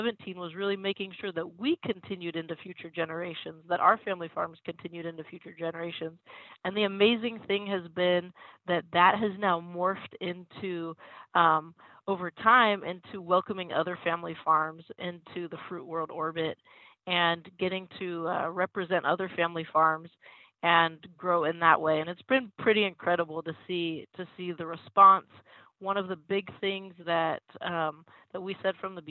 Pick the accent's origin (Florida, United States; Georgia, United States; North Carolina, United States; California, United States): California, United States; Reedley; moved away as an adult; also born or lived in East Coast / New York; I grew up farming in Reedley, California